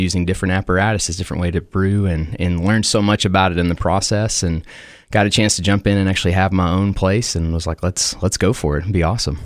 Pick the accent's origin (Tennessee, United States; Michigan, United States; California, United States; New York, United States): Tennessee, United States; Cookeville; growing up in Cookville